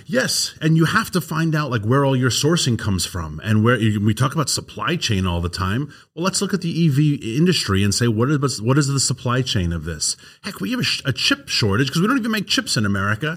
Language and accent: English; New York City, New York, United States; accent: New York; moved away; Queens, where I grew up, is eighty thousand acres